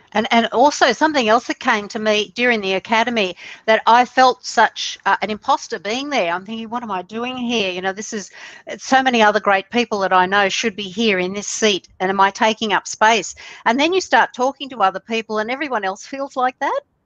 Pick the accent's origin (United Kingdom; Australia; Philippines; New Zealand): Australia; I'm from Australia, down under, we say here